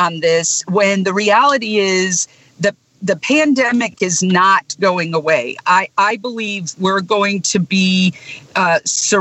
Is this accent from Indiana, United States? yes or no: yes; Elkhart, Indiana, United States; now in Jackson County, Mississippi, United States; my hometown of Elkhart, Indiana, near the Michigan line